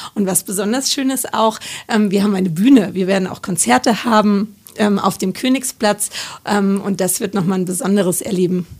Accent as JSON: {"language": "German", "town": "Munich", "region": "Bavaria", "country": "Germany", "said": "als Münchner"}